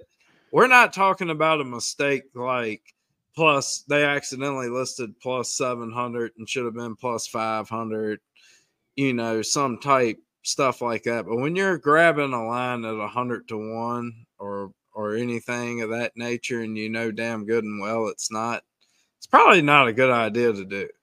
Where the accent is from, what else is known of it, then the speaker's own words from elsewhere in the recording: Virginia, United States; I am from Virginia